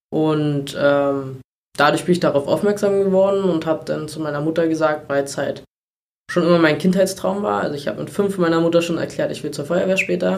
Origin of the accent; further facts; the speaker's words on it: Treuenbrietzen, Brandenburg, Germany; also born or lived in Berlin-Spandau (birthplace); wohne aber schon immer, also zuerst bei meinen Eltern in Riedsbucht, mhm. was ein Ortsteil von Trömritzen ist